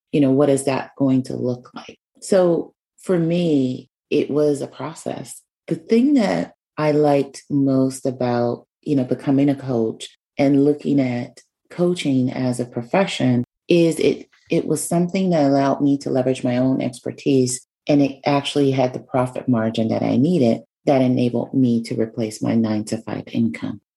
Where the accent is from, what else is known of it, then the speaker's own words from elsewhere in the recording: New York City, New York, United States; moved away as an adult; where I was from, which is New York. Um, so I was moving from one place back to New York City